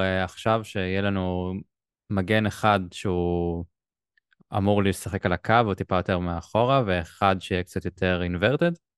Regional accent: Israel; אנחנו ישראלים

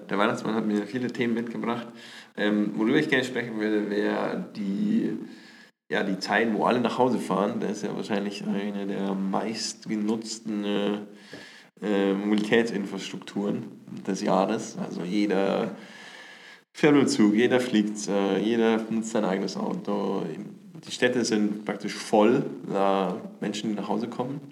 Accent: Bavaria, Germany; accent: Bavarian; mit mir so einen bayerischen Einschlag

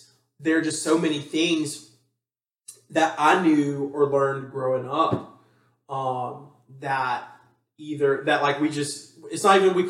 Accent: Huntsville, Alabama, United States; I think that's where it differs for us is because I come from Huntsville, and like, you know, you went to Hoover.

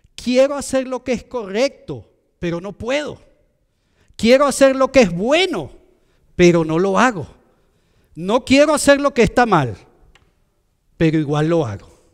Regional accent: Venezuela; moved away; de donde yo soy en Venezuela

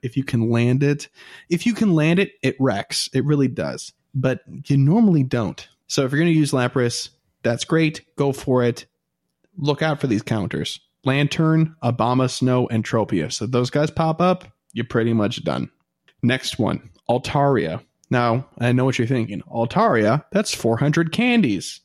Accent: United States; I'm American

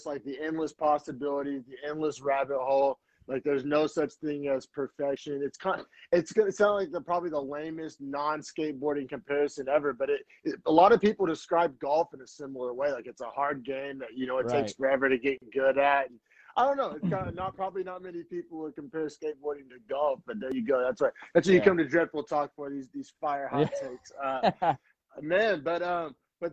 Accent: Oklahoma, United States; moved away as an adult; now in San Francisco Bay Area, United States; I grew up in Oklahoma, and I just remember skateboarding as a kid in Oklahoma

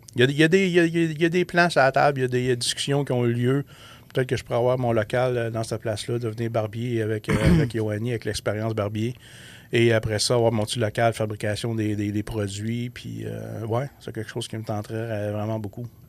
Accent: Abitibi-Témiscamingue, Quebec, Canada; on vient de la BTB

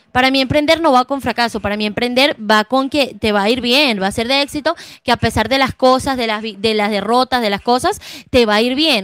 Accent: Venezuela; now in Bucaramanga, Colombia

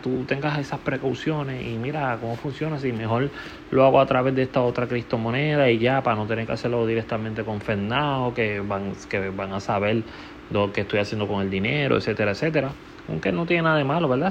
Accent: Puerto Rico; mi país natal, Puerto Rico

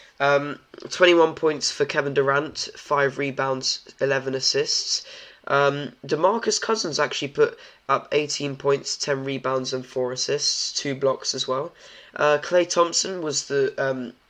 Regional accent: Poland; I'm from Poland

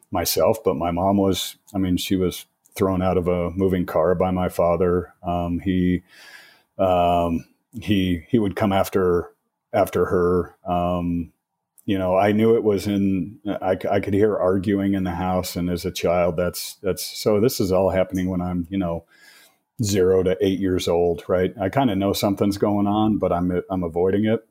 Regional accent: Colorado, United States; born and raised in Colorado, been here, uh, over fifty years

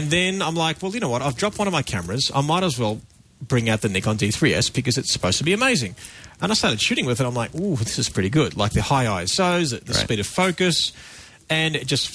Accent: Australia; I'm a photographer. I'm from Australia.

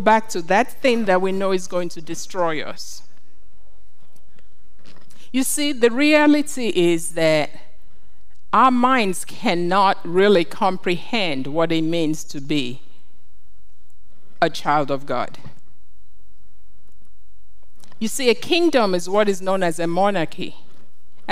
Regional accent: Nigeria; When I grew up in Nigeria, and we had what we called coups

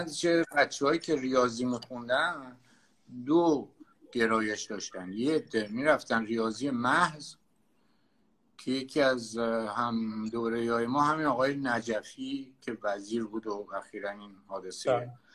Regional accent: Tehran, Tehran Province, Iran; من بچه تهرانم در واقع یعنی هم تهران به دنیا آمدم تهران بزرگ شدم

